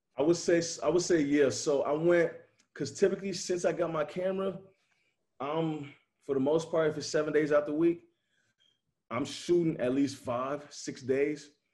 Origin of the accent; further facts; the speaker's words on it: Chicago, Illinois, United States; now in Nashville, United States; I'm from Chicago